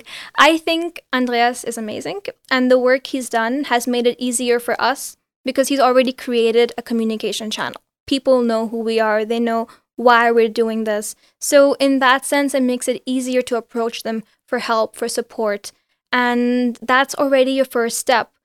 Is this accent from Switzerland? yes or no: yes; Geneva, Switzerland; also born or lived in India; I'm from India originally. I grew up in Geneva.